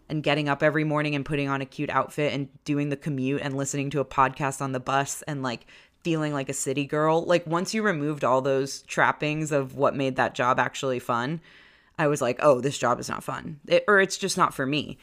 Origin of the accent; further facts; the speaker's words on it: Maryland, United States; moved away as an adult; also born or lived in Washington, D.C.; now in Chicago, United States; We grew up in Maryland. I went to college in Maryland.